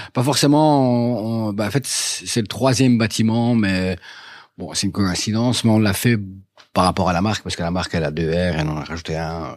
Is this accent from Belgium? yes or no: yes; Dour, Wallonia, Belgium; moved away as an adult; now in Brussels, Belgium; je, suis du Borinage, donc je suis de, de Dour à la base. Je suis arrivé ici en 96